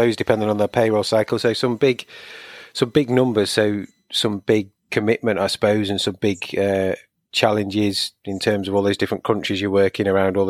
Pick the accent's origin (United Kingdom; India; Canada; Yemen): United Kingdom; also born or lived in Shrewsbury; being a Brit.